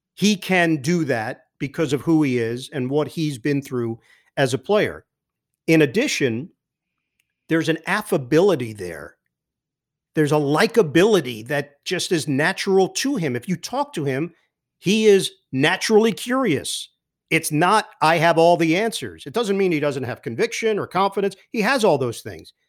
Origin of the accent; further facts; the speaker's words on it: New York City, New York, United States; moved away as an adult; also born or lived in Upper East Side, Manhattan; now in New Jersey, United States; I'm originally from Queens